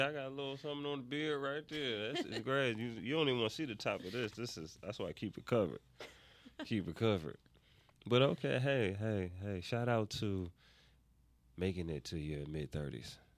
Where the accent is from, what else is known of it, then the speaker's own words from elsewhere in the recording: New York, United States; moved away as an adult; now in Atlanta, United States; I'm from New York. And I've been in Atlanta now.